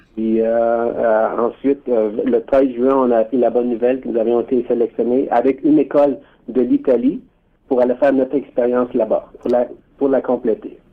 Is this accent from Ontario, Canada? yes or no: yes; Ontario, Canada; on a quelque chose de spécial en tant que franco-ontarien qui nous unit